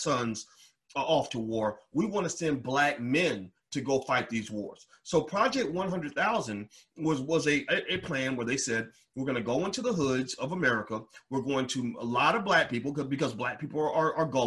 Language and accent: English; Louisville, Kentucky, United States; moved away as an adult; I'm from Louisville